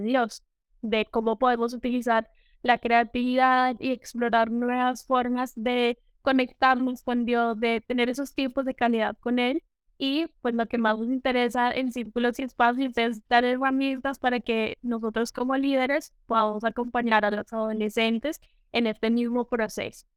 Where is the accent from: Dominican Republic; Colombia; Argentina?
Colombia; now in Costa Rica; estoy en Costa Rica, pero soy de Colombia, una colombiana viviendo en el exterior